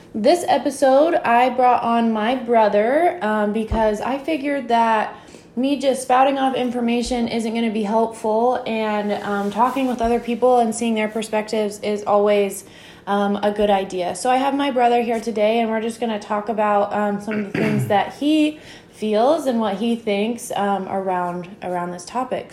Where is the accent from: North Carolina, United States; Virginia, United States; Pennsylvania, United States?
Virginia, United States; Franklin; That's where I grew up